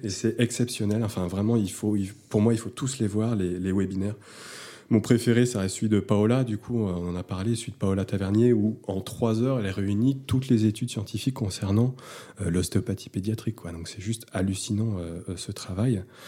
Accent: Lyon, Auvergne-Rhône-Alpes, France; je viens de Lyon, euh, j'ai un cabinet garde-veste depuis 6 ans

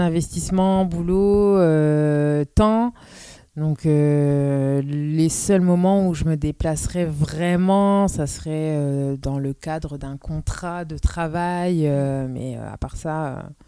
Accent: Amiens, Hauts-de-France, France; moved away as an adult; also born or lived in Roubaix; now in Lille, France; je suis née à Amiens

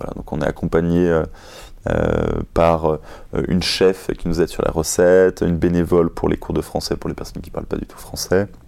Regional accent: Paris, Île-de-France, France; moi, je suis parisien

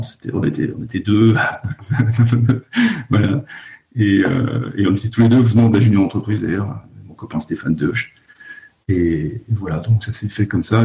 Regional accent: Lannion, Brittany, France; moved away as an adult; also born or lived in Paris; j'ai grandi à Lannion, dans les Côtes d'Armor

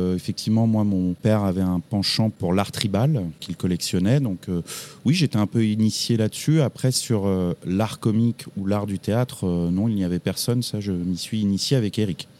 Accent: Champigny-sur-Marne, Île-de-France, France; also born or lived in Brou-sur-Chantereine / Paris; j'ai grandi euh, plus proche de Paris, en petite ceinture, comme on dit, à Champigny-sur-Marne dans le 94, où j'ai passé 25 années de ma vie

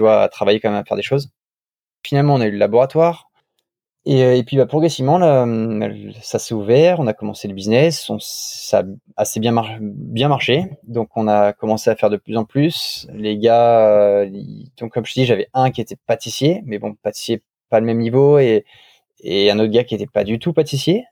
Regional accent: France; moved away as an adult; also born or lived in Paris / London / Kuwait / Tokyo; c'était mon pays, j'étais avec des Français

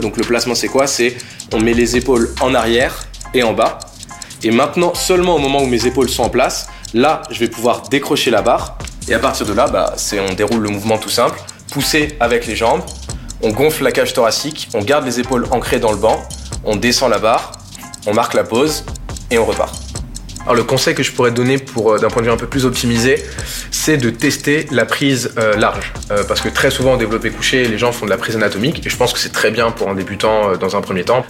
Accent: France; also born or lived in Bordeaux, France / Val d'Oise, France; j'ai grandi une partie de mon enfance euh, dans le sud, à Bordeaux, et une autre partie à Paris, principalement dans le 95, dans le Val d'Oise

